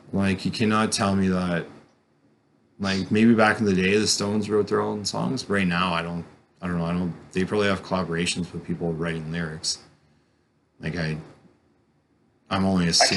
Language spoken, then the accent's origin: English; Caledon, Ontario, Canada; also born or lived in New Brunswick; growing up in Caledon